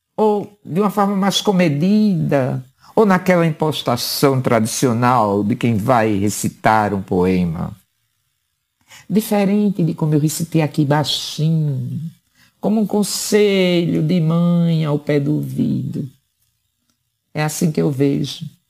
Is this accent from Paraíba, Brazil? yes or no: yes; Paraíba, Brazil; Apenas como paraibana